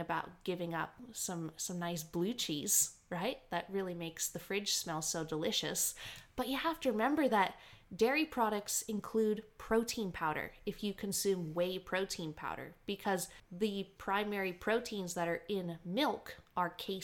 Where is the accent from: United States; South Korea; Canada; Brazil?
Canada; now in Australia; I grew up in Canada doing a lot of hunting